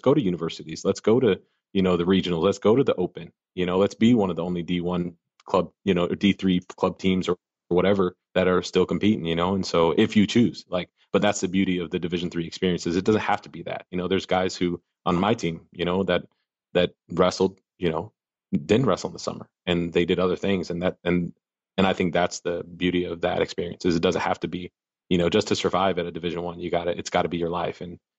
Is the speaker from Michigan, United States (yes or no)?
no; Arkansas, United States; And now we just got to, and I'm from Arkansas, right? So don't kid yourself.